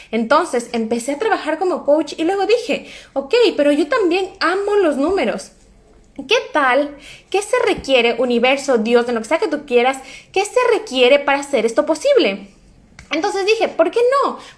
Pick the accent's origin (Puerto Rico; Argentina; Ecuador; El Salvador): Ecuador; now in Norway; como soy ecuatoriana y como no hablo suficiente bien noruego, entonces es como que estoy en desventaja